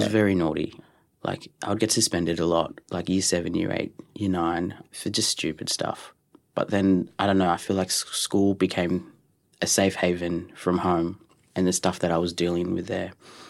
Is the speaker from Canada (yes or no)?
no; Culburra Beach, New South Wales, Australia; also born or lived in Dubbo; Yeah, I was born in Dubbo, and then my mum met a guy, and then moved to Culburra Beach, which is a beautiful coastal town.